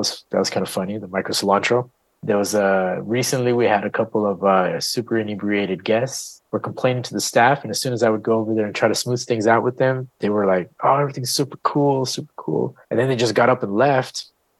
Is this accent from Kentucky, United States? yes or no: no; Austin, Texas, United States; You know, we're from Austin. We know how to drop some coin